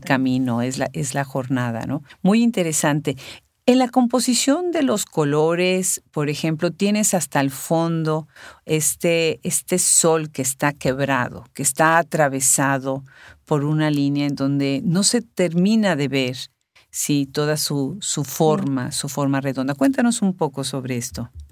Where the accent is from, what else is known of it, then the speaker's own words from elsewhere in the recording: Puebla, Mexico; somos paisanas